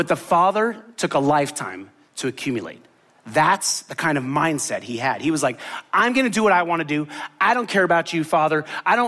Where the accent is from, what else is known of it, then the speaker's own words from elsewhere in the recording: Miami, Florida, United States; also born or lived in Tallahassee / New Orleans / Tampa; I grew up in Miami